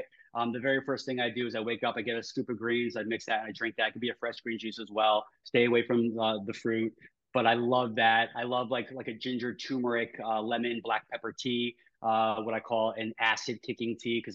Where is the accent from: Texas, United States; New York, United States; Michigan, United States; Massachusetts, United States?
New York, United States; I talk fast because I'm from New York